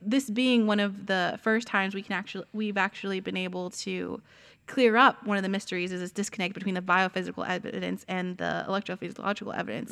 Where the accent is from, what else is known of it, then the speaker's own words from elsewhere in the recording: San Antonio, Texas, United States; moved away; we're both actually from Texas